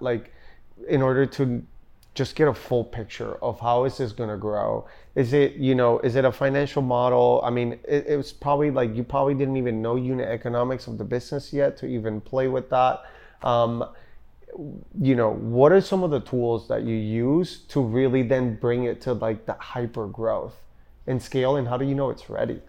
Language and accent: English; Puerto Rico; also born or lived in Denver / Austin; now in Miami, United States; I'm born and raised in Puerto Rico